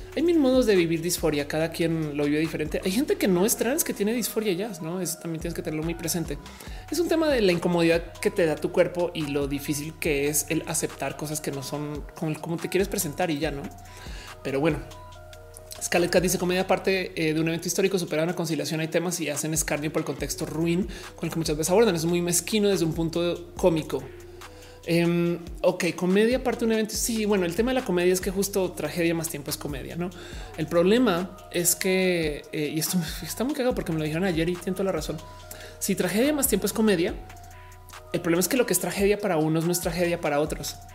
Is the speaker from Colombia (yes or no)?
yes; Colombia; moved away as an adult; also born or lived in United States / Australia; now in Mexico; me crié eh, en Colombia